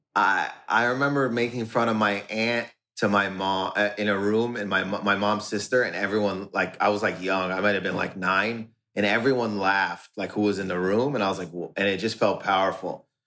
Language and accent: English; Windsor, Ontario, Canada; in Windsor, where I grew up in Windsor, it's Windsor, Ontario, Canada.